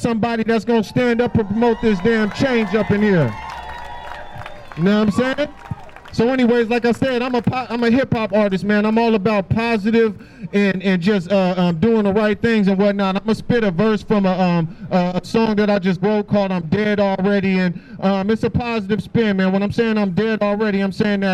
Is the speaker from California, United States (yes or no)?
yes; California, United States; now in Seattle, United States; I'm originally from California. Been up here for about 10 years